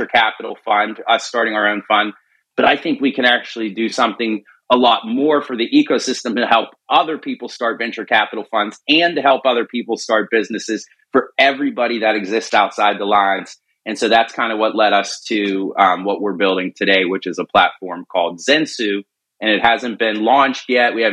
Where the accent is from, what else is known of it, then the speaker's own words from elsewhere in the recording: Pittsburgh, Pennsylvania, United States; I was born and raised in Pittsburgh